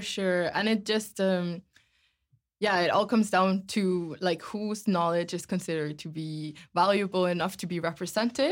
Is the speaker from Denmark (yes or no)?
no; Iceland; moved away as an adult; now in Amsterdam, Netherlands; I am from Iceland originally and have been living in Amsterdam now for two years